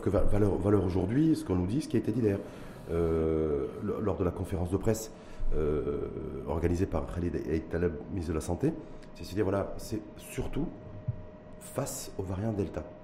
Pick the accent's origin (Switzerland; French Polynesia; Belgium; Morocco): Morocco; nous chez nous au Maroc